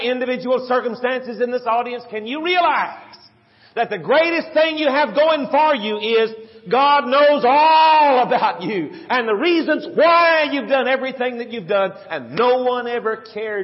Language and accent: English; San Antonio, Texas, United States; Dot and I grew up together in San Antonio, Texas. In South San Antonio, Texas, little suburb